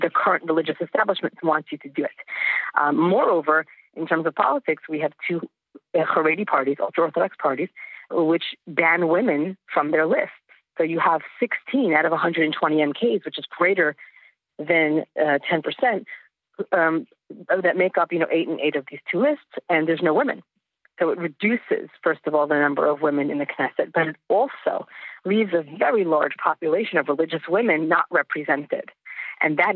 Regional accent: Lakewood, New Jersey, United States; I grew up in Lakewood, New Jersey

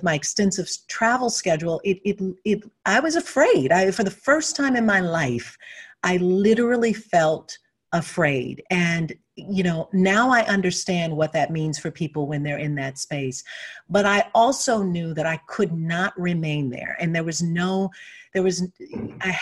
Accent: Detroit, Michigan, United States; I was born and raised in Detroit

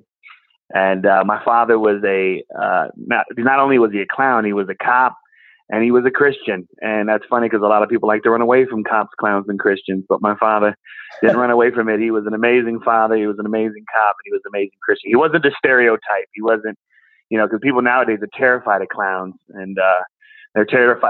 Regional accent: Racine, Wisconsin, United States; I was born in Racine, Wisconsin, which is between Milwaukee and Chicago

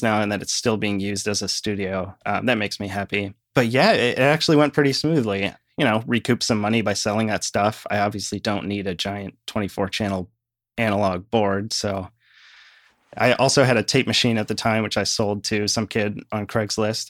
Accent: Shorewood, Wisconsin, United States; now in Rochester, United States; I grew up in a suburb of Milwaukee, Wisconsin, Shorewood.

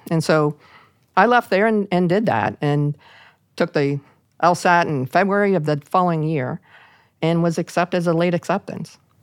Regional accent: Parkersburg, West Virginia, United States; I ended up having to stay in, in my hometown, of a little town of Parkersburg, West Virginia

